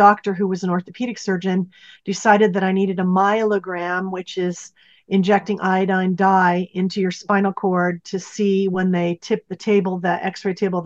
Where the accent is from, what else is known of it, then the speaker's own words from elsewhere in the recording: Pacific Northwest, United States; moved away as an adult; also born or lived in Santa Barbara; I was born and raised in the Pacific Northwest